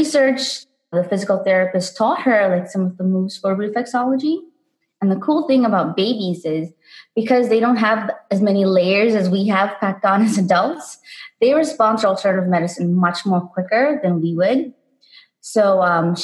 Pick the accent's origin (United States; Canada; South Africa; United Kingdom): South Africa; I grew up in South Africa